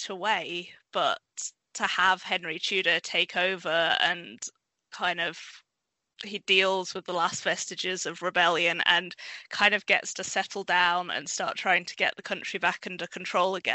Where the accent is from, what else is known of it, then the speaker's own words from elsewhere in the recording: Leeds, Yorkshire and the Humber, United Kingdom; I grew up in Leeds in West Yorkshire, which is up towards the north of England.